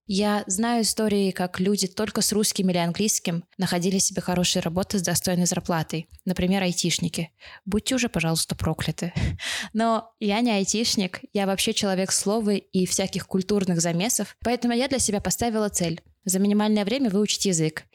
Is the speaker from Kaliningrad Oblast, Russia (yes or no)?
yes; Kaliningrad, Kaliningrad Oblast, Russia; moved away as an adult; also born or lived in Moscow, Russia; now in Israel; в родном городе Калининграде с семьёй